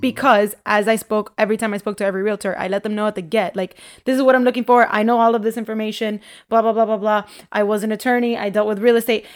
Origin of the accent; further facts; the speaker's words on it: Miami, Florida, United States; I grew up in Miami in, you know, in low-income areas